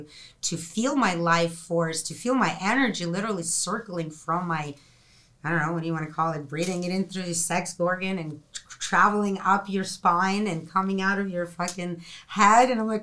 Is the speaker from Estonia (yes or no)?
no; Russia; I'm from Russia. There's, you know, communist country.